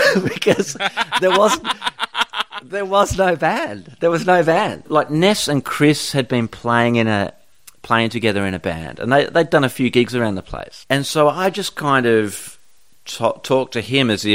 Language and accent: English; Perth, Western Australia, Australia; I grew up in Bull Creek, and Fremantle was kind of where we would hang out